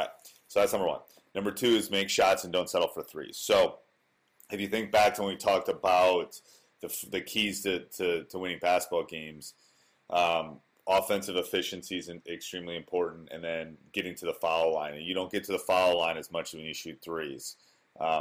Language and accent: English; Wisconsin, United States; I grew up in Wisconsin. I went away for school, but then came back